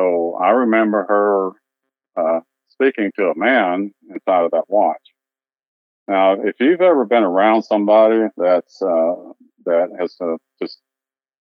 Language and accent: English; Dallas, Texas, United States; also born or lived in Tyler, Texas; I grew up in Dallas. I grew up in the Oak Cliff section of Dallas